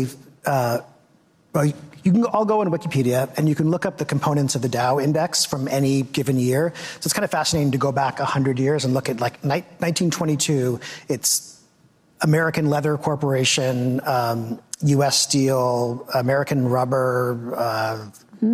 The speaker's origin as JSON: {"language": "English", "town": "Victoria", "region": "British Columbia", "country": "Canada", "tie": "born or raised there", "said": "I grew up in Victoria, British Columbia, which is very provincial"}